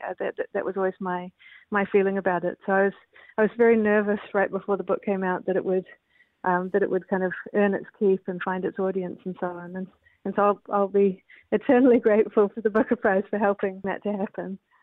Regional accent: New Zealand; also born or lived in Canada; I'm a New Zealander. I, I was born in Canada

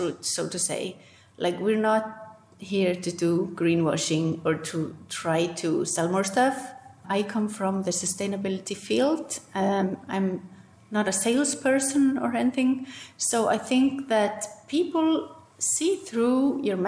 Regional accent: Iceland

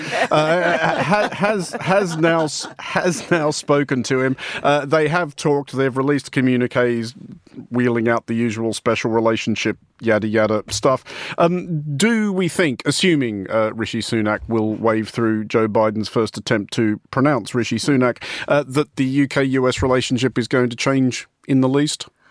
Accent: Australia; moved away; at home where I come from announcing myself as Irish or Irish Australian

